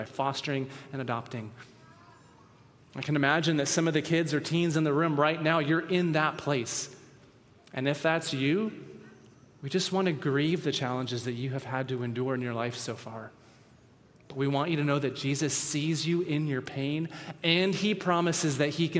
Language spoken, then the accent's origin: English; the Northwest, Pacific Northwest, United States; we grew up in the Northwest